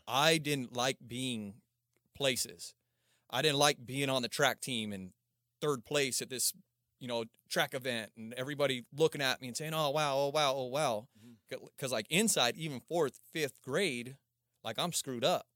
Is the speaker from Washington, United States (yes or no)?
no; Palmdale, California, United States; also born or lived in Aurora, Colorado; I started over in Palmdale, Lancaster